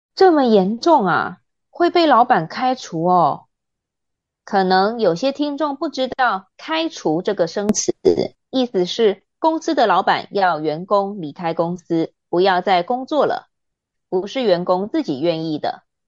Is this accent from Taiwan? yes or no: yes; Taiwan; 我觉得台湾人会这样做很正常啊 ，因为我们从小学到高中，在学校就有午休时间，而且午休时间不能回家，还规定只能在教室里睡觉